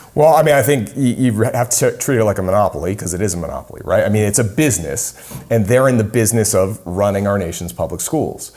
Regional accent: New England, United States; moved away; I'm from New England

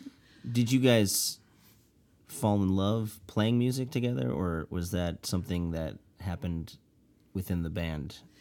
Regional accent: Chicago, Illinois, United States; my hometown of Chicago

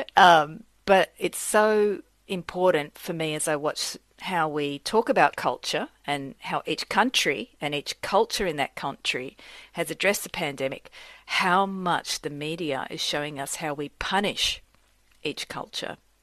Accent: Australia; moved away; I grew up in Australia from parents who were immigrants from Sicily

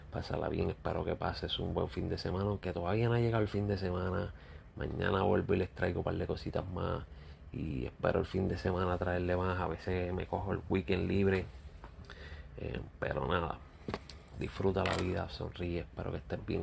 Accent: Puerto Rico; yo como puertorriqueño

